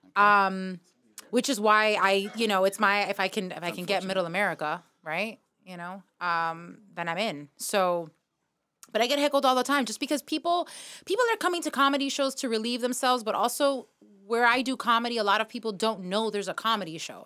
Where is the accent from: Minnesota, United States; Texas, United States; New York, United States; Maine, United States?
New York, United States; New York City; born or raised there; now in Miami, United States